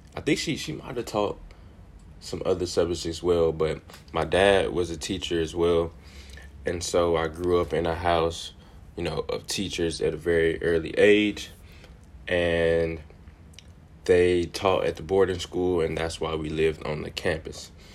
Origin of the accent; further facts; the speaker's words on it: Jackson, Mississippi, United States; also born or lived in Piney Woods, Mississippi; I was born and raised in Jackson, Mississippi